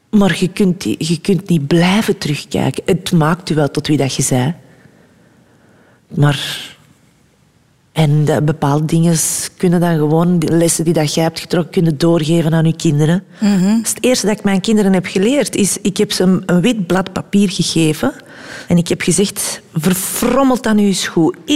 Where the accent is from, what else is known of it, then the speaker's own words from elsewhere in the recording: Germany; ik kwam van Duitsland en ik, had, ik deed niet anders daar dan na school dansen, dansen, dansen, dansen.